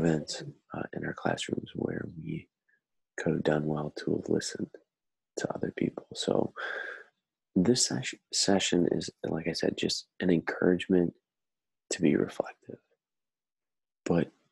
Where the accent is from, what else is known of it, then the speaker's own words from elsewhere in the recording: Cumberland, Wisconsin, United States; moved away as an adult; also born or lived in Houston, Texas; now in Twin Cities, United States; I grew up in Cumberland, Wisconsin.